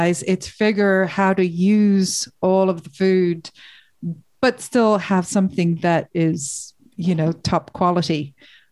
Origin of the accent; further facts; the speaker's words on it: Ireland; I'm Irish